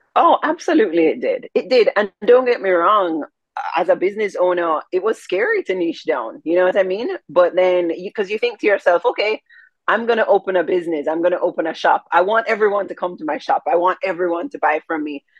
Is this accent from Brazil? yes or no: no; Jamaica; I'm Jamaican